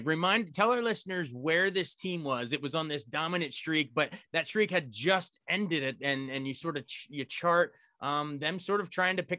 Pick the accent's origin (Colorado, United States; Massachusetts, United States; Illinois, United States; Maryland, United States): Maryland, United States; Frederick; my hometown of Frederick, Maryland.